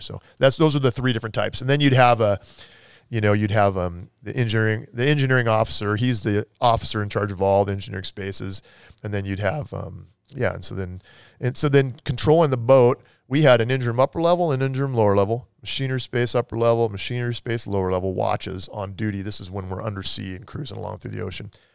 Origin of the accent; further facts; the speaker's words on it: Everett, Washington, United States; Grew up in, uh, Snohomish County, Everett area.